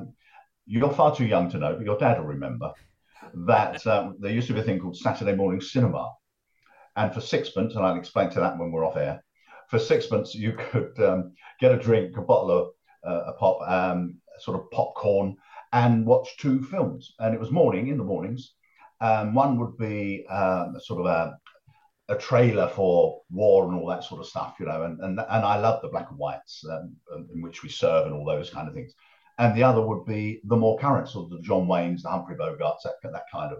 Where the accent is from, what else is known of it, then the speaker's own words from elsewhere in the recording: Harlow, East of England, United Kingdom; also born or lived in Willesden, London; I was born in Willesden in North London, but Dad moved us when I was about 6 to Harlow in Essex.